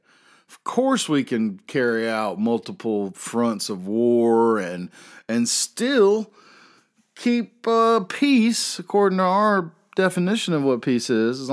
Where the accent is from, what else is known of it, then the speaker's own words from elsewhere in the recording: the South, Southern United States, United States; I am a Southerner.